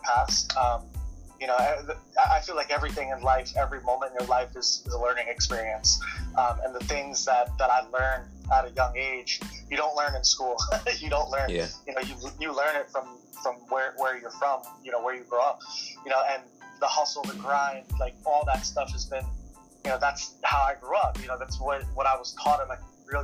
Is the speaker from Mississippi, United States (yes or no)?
no; Detroit, Michigan, United States; I grew up in Detroit, Michigan